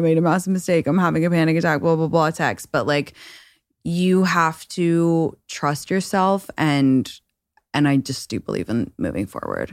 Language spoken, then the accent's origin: English; London, United Kingdom; now in Los Angeles, United States; I'm from London and I live in Los Angeles currently